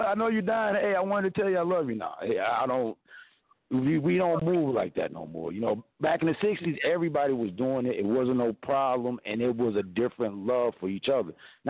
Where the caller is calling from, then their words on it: Mesa, Arizona, United States; Well, I'm calling from sunny Mesa, Arizona. It's about 98 degrees. It's really bright and sunny.